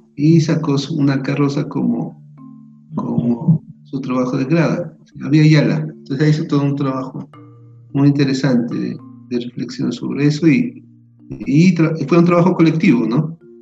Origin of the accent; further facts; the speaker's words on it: Aldana, Nariño, Colombia; moved away; also born or lived in Pasto / Popayán; soy de Nariño, soy de un pueblito que se llama Aldana, la frontera, es un pueblo fronterizo con el Ecuador.